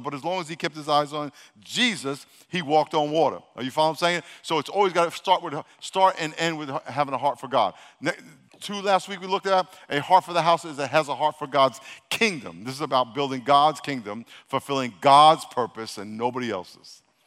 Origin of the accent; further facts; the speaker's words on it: New York City, New York, United States; I was born in Brooklyn